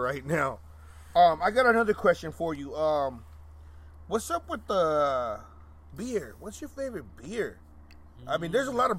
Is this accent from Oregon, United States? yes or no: yes; Portland, Oregon, United States; Mexican, bro. Like pura raza. Like, we're all from Colima around here, you know what I mean? Well, I'm born here, but my family's 100% from Colima.